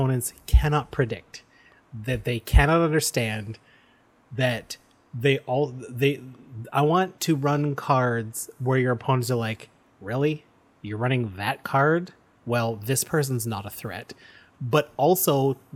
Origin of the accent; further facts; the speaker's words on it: Canada; we're proud Canadian podcasters